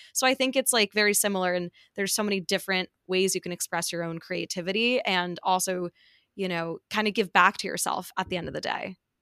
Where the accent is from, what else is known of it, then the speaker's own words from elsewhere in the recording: New York, United States; growing up in New York, I'm biased and it's, like, not a huge transition, like, living here post-grad just 'cause this is exactly where I grew up